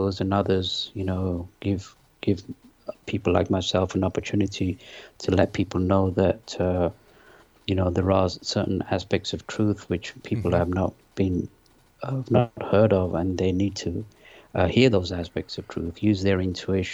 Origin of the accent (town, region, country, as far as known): London, United Kingdom; born or raised there; also born or lived in Pakistan / north of England; now in United States